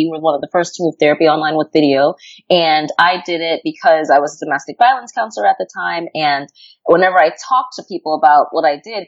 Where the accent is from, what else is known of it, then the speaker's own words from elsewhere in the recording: New York, United States; I'm from New York